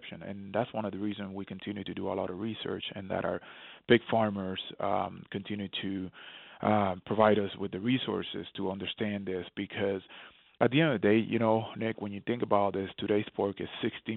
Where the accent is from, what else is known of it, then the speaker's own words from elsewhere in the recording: Puerto Rico; moved away; I remember growing up in Puerto Rico, years ago